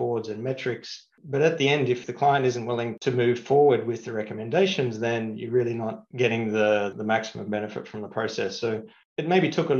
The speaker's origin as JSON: {"language": "English", "country": "Australia", "tie": "born or raised there", "also_born_or_lived": "London, United Kingdom", "moved": "as an adult", "lives_now": "Singapore", "said": "I grew up in Australia"}